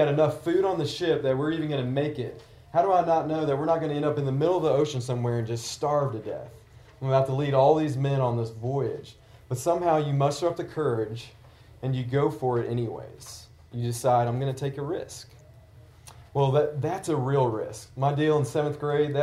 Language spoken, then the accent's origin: English; Tennessee, United States; I grew up in the South in Tennessee